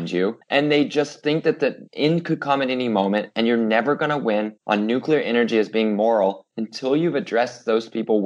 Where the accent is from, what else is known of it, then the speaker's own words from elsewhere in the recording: United States; being an American